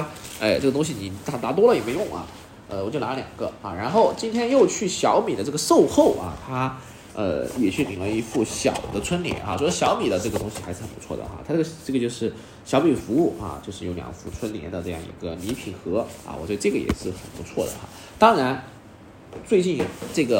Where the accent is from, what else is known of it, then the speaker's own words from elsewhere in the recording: China; 那众所周知的原因就是我们这个红色也是我们中国人最爱的颜色啊。